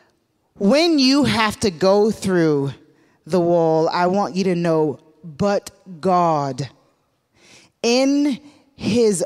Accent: the South, United States; growing up in the South in the black community

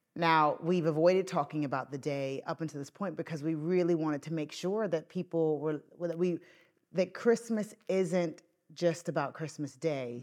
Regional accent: Northern Irish, Northern Ireland, United Kingdom; moved away; a Northern Irish dad of young children

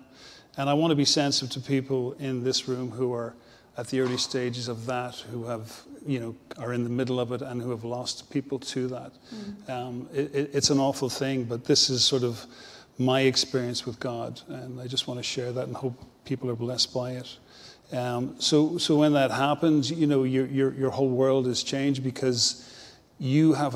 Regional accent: Dublin, Leinster, Ireland; moved away as an adult; now in Dromore, United Kingdom; I'm originally from Dublin

